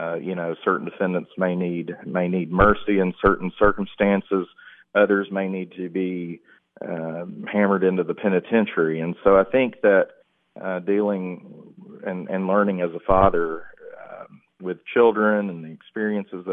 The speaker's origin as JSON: {"language": "English", "town": "McMinnville", "region": "Tennessee", "country": "United States", "tie": "born or raised there", "said": "I grew up in McMinnville, moved there after seventh grade, went to Morrison Elementary School, graduated from Warren County High School, class of 99"}